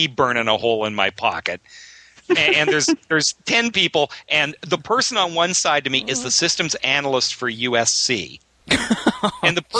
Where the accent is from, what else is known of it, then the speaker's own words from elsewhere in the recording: Canada; now in United States; I'm Canadian.